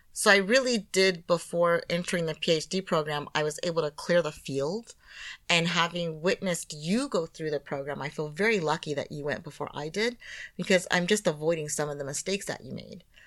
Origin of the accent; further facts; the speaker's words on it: United States; being an American